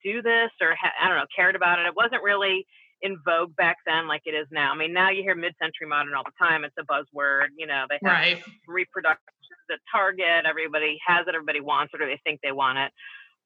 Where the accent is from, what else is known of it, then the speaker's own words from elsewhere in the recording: Toledo, Ohio, United States; my hometown in Toledo